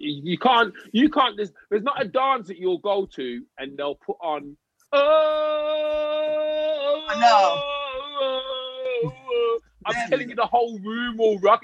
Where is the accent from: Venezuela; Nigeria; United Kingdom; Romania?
United Kingdom; England; accent: English; a black guy with an English accent